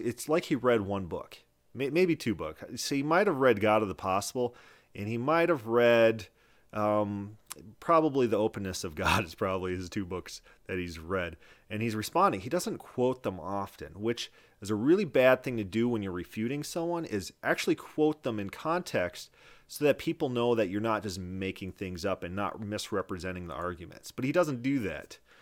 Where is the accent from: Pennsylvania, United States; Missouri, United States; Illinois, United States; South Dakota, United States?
South Dakota, United States; moved away; I was from South Dakota at the time